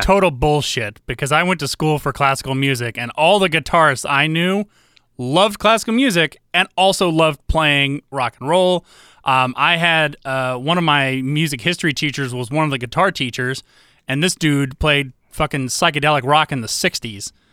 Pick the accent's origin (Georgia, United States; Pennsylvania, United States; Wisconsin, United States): Georgia, United States; also born or lived in Iowa; I'm Iowa born, but Georgia bred